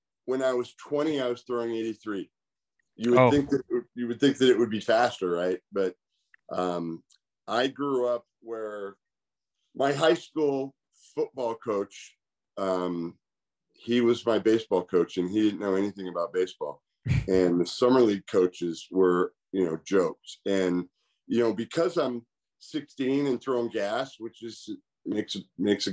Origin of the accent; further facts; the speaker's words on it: California, United States; I went back to my hometown, JC, and played both sports, basketball and baseball